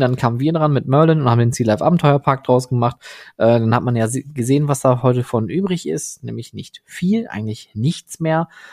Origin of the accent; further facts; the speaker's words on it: Oberhausen, North Rhine-Westphalia, Germany; ich bin ja am, am Rande von Oberhausen groß geworden, direkt an der Stadtgrenze zu Duisburg